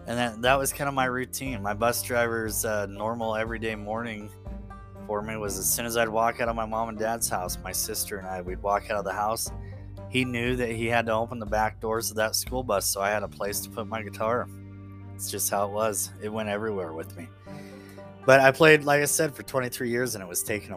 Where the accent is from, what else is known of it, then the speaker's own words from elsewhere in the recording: Upton, Wyoming, United States; I'm from Northeast Wyoming. Grew up on a ranch up here, just outside of a small town called Upton.